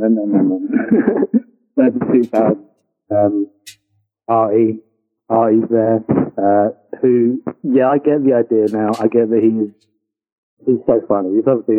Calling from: London, United Kingdom; Let's just say London. Yes.

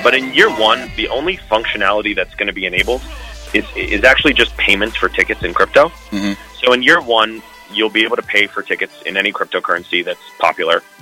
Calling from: Las Vegas, Nevada, United States; Calling in from Vegas.

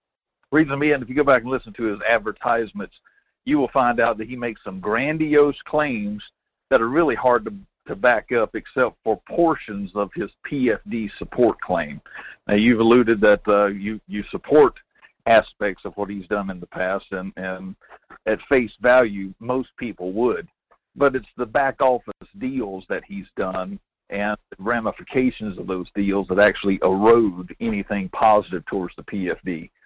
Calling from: Denali, Alaska, United States; Good morning. … out of Denali.

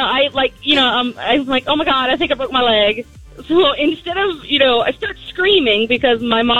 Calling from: Felton, Delaware, United States; I'm calling from Felton.

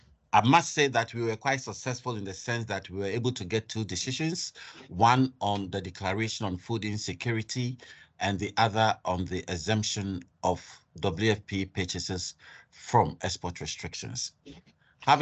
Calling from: Nigeria; I'm speaking from Nigeria, so okay, great.

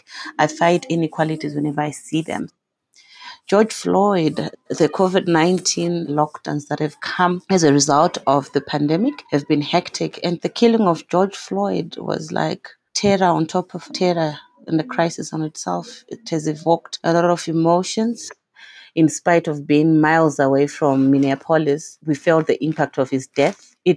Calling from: Zimbabwe; I am talking from Zimbabwe and it's 1:13 p.m.

